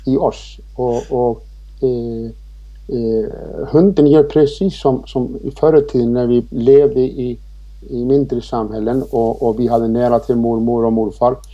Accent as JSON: {"language": "Swedish", "country": "Iceland", "tie": "born or raised there", "moved": "yes", "lives_now": "Sweden", "said": "Jag är född och uppvuxen på Island men jag har bott här i 26 år i det här fantastiska fina Sverige"}